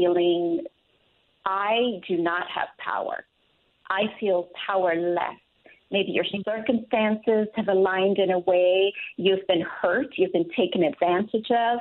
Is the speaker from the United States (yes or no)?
no; Jamaica; moved away; when I was growing up in Jamaica